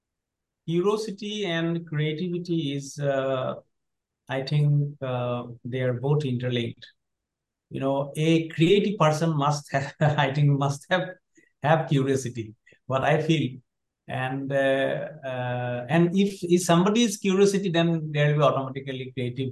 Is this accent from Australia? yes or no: no; Assam, India; when I was in a primary school in class, class four. At the time, I was in not in English medium. That was in Assamese medium, our state language.